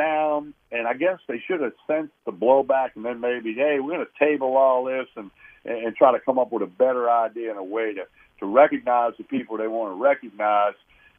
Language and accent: English; Chalmette, Louisiana, United States; Nunez down in my hometown of Chalmette